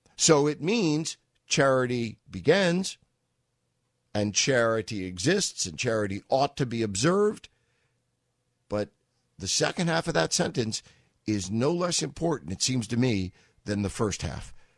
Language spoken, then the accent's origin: English; New York, United States; I'm a New Yorker